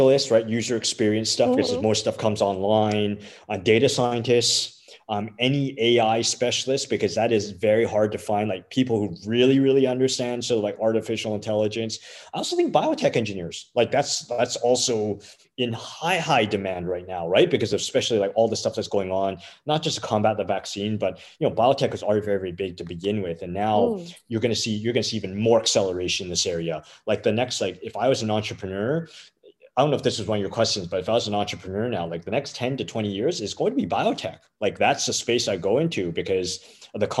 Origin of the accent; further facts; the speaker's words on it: Canada; as a Canadian